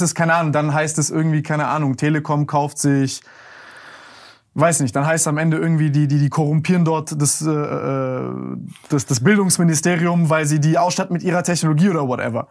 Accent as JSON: {"language": "German", "country": "Germany", "said": "wir als Deutsche in Deutschland"}